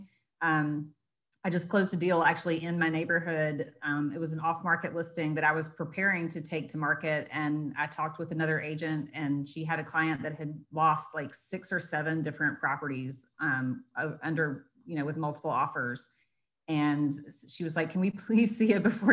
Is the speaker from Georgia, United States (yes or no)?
yes; Marietta, Georgia, United States; I'm from Marietta. I live in Cobb County